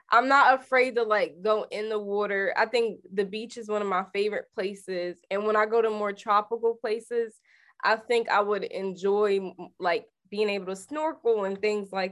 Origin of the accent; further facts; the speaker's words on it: Miami, Florida, United States; now in Atlanta, United States; I'm from Miami, Ronnie.